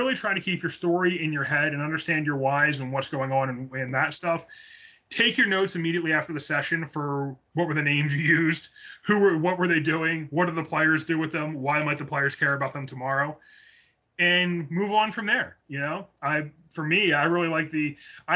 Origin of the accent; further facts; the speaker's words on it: Philadelphia, Pennsylvania, United States; we're from Philly.